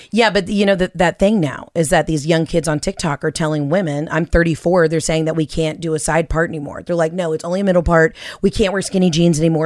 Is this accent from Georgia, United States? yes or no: yes; Atlanta, Georgia, United States; I'm from Atlanta where, like, stripping is an art form.